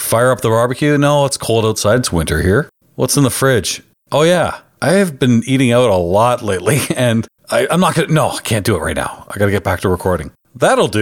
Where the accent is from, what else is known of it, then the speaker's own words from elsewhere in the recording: Canada; I'm Canadian